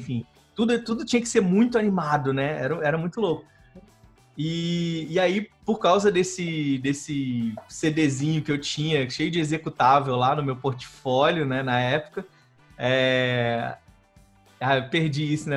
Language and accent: Portuguese; Rio de Janeiro, Brazil; Eu sou carioca